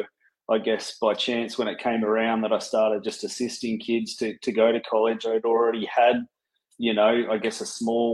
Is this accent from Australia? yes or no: yes; Canberra, Australian Capital Territory, Australia; born and raised in Canberra of all places